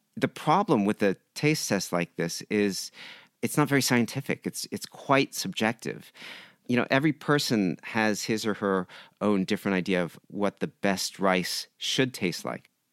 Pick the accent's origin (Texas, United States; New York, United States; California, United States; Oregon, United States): California, United States; San Diego; moved away as an adult; now in Japan; I grew up in San Diego